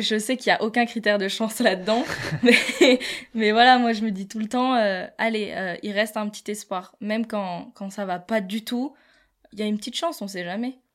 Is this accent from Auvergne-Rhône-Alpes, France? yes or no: yes; La Plagne, Auvergne-Rhône-Alpes, France; j'ai grandi à La Plagne.